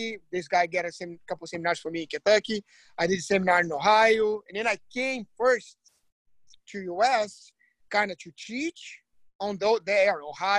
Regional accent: Brazil; English is a second language; moved away

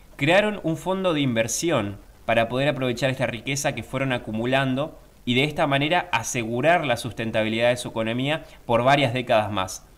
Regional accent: Argentina

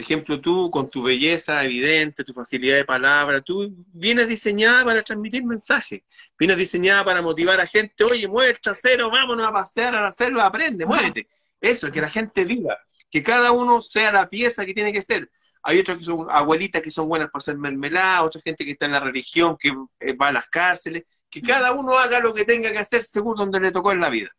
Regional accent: Chile

